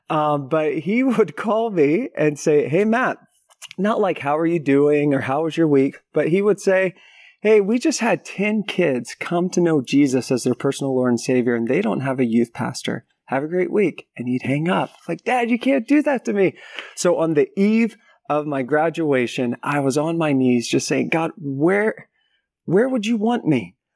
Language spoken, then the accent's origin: English; Philippines; also born or lived in United States; I was raised in the Philippines as a missionary kid, and then after that, went to went to university in the States